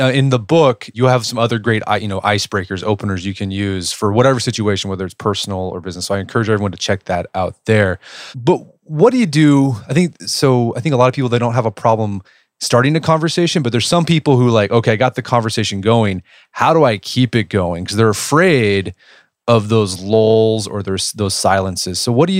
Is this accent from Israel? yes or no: no; Oklahoma City, Oklahoma, United States; From Oklahoma City.